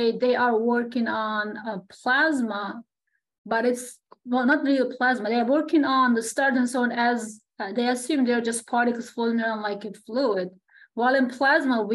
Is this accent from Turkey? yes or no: yes; Turkey; moved away as an adult; also born or lived in Alberta, Canada; I am from Turkey.